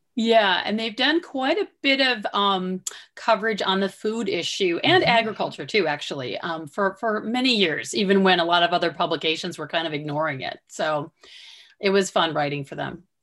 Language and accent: English; Southwestern Michigan, United States; I grew up in Southwestern Michigan